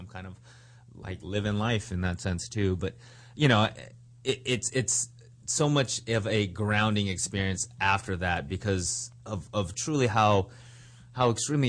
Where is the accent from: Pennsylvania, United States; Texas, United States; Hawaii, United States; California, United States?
California, United States; Los Angeles; I grew up in Los Angeles, in Hawthorne Heights, if anyone's out there from Hawthorne Heights. It's a suburb about 25 miles southeast of here.